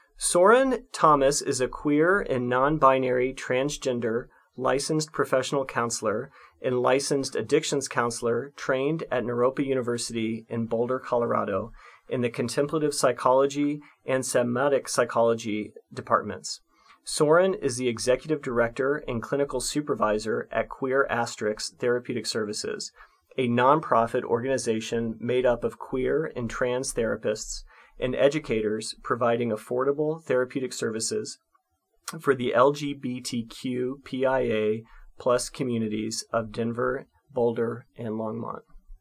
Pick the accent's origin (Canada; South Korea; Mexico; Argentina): South Korea; I identify as a queer person of color. I'm from South Korea originally.